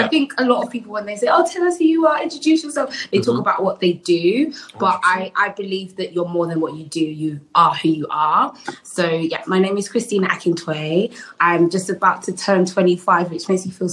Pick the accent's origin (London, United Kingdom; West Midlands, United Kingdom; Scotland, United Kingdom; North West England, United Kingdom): London, United Kingdom; I'm a Londoner, so it was really good to be able to go to my uni, but in my city.